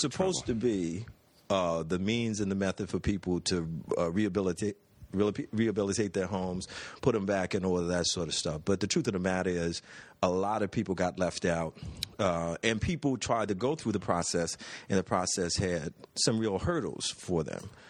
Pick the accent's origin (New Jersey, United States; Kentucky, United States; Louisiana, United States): Louisiana, United States; New Orleans; growing up in New Orleans